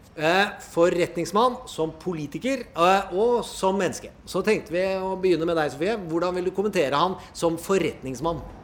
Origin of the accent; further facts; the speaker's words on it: Indre Østfold, Norway; jeg er fra Indre Østfold